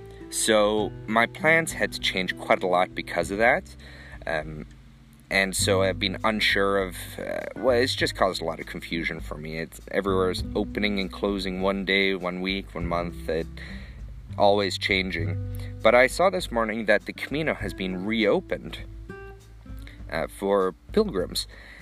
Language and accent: English; Sweden; born there; I was born in Sweden, and I have lots of family throughout Europe.